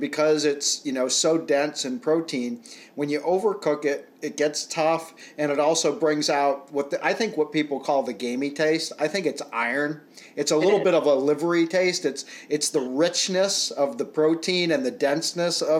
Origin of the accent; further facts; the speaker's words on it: Rhode Island, United States; moved away as an adult; now in Pennsylvania, United States; I grew up in Rhode Island